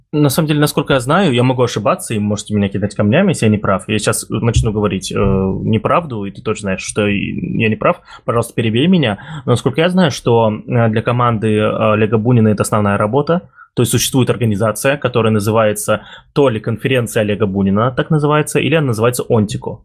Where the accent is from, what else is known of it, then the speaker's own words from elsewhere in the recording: Ulyanovsk, Ulyanovsk Oblast, Russia; я из Ульяновска, Дима из Самары, я из Ульяновска